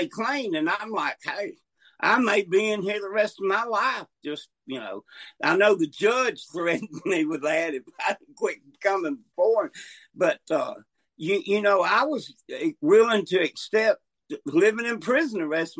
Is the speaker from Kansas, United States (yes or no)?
no; North Alabama, United States; also born or lived in Montgomery, Alabama; I'm from North Alabama, but I'm in South Alabama, Montgomery.